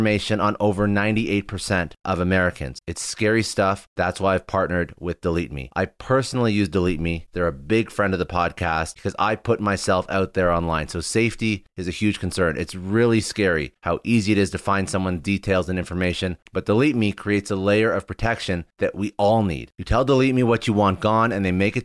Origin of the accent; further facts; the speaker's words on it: Canada; I'm Canadian